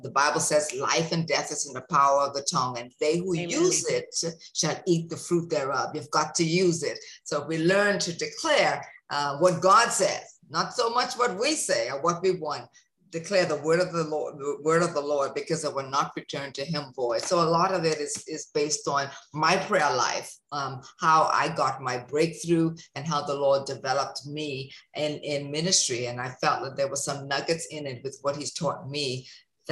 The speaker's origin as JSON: {"language": "English", "country": "Bahamas", "tie": "born or raised there", "said": "growing up in the Bahamas"}